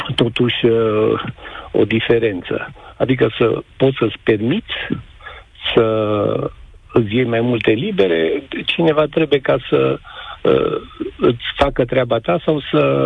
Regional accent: Mureș County, Romania; also born or lived in Germany; din oraș, dar din Mureș sunt

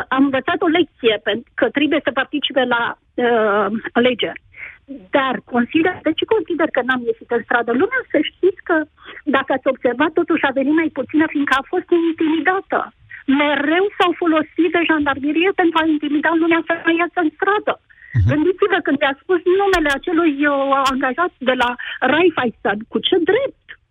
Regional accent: Brașov, Brașov County, Romania; sunt din Brașov și am fost de zeci de ori în stradă

